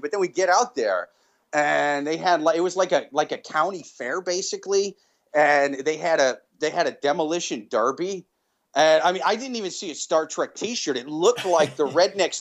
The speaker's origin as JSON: {"language": "English", "town": "Iowa City", "region": "Iowa", "country": "United States", "tie": "born or raised there", "said": "I grew up in Iowa City. I've lived in the city my whole life."}